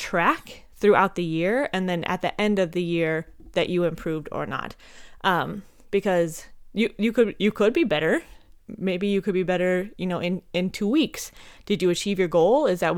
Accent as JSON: {"language": "English", "region": "Montana", "country": "United States", "tie": "born or raised there", "also_born_or_lived": "Minnesota", "said": "Fun fact for you, I am actually from Minnesota. I was born there. My parents moved me to Montana when I was just a little tiny baby, but my mom's entire family is from there."}